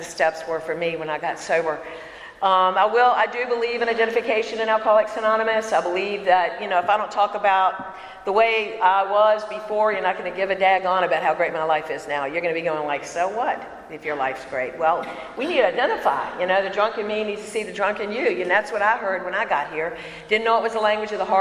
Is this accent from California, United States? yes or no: no; Bon Air, Virginia, United States; I am from Richmond, Virginia. I'm actually in a county called Chesterfield. I grew up in a Bon Air